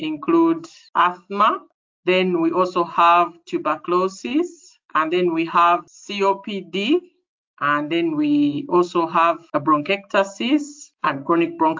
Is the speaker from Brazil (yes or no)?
no; Kampala, Central Region, Uganda; I am from Uganda in East Africa, and East Africa is in the middle of the African continent. So I come from a town called Kampala